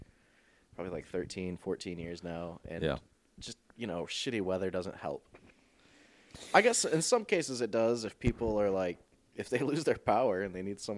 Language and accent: English; Michigan, United States; moved away as an adult; now in South Bend, United States; I was born and raised in Michigan. Like, I got my license here